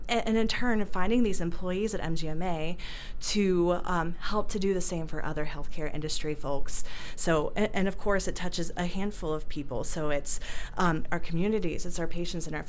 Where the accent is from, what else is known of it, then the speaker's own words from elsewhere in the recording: Ohio, United States; moved away as an adult; also born or lived in Cleveland; now in Denver, United States; I'm also from the Midwestern state of Ohio